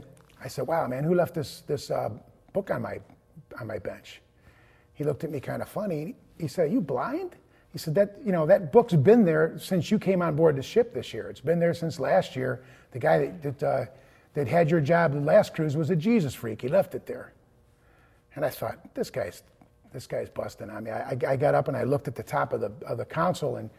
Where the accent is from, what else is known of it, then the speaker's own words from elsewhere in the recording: East Cleveland, Ohio, United States; I was born in East Cleveland, Ohio, the oldest of three boys, and grew up in a very Catholic home